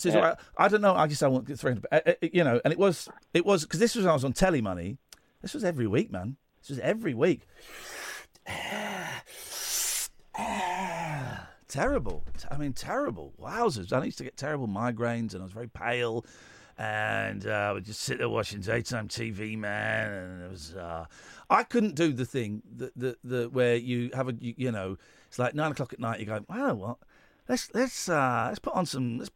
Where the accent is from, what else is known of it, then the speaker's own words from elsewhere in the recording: United Kingdom; We're British